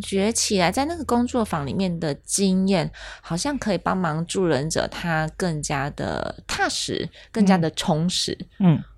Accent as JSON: {"language": "Chinese", "country": "Taiwan", "said": "我们自己东方人，我们台湾人"}